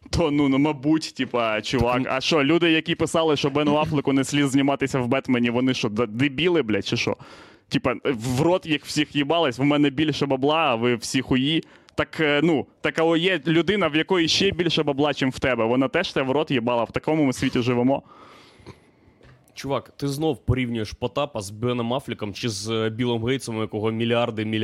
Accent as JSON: {"language": "Ukrainian", "country": "Ukraine", "said": "Я з України, блять, репер."}